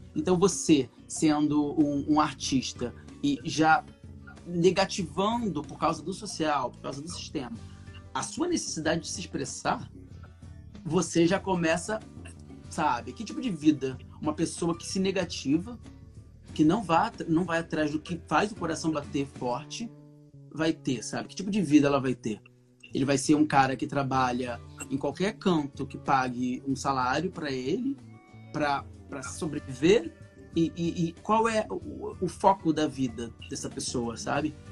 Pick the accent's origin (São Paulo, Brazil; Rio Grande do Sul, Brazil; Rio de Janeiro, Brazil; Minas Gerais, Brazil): Rio de Janeiro, Brazil; Cabo Frio; moved away as an adult; now in Rio de Janeiro, Brazil; Porque eu cresci em Cabo Frio, sou de Cabo Frio, eu cresci em Cabo Frio, um moleque do interior